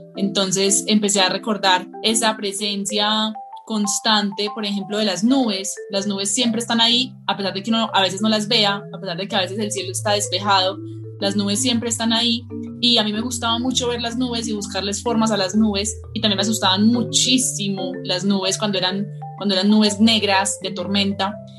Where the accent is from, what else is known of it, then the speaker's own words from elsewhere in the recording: Colombia; yo soy una, en esencia, ilustradora, pero también soy escritora, de Colombia. Vivo en un pueblito muy hermoso que se llama El Retiro